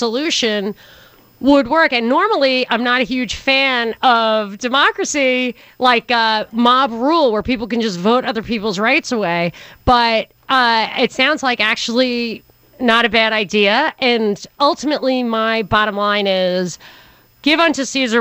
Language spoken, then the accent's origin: English; New York, United States; as a New Yorker